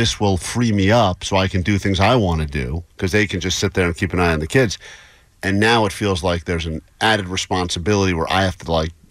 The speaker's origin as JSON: {"language": "English", "country": "United States", "said": "No, I'm an American."}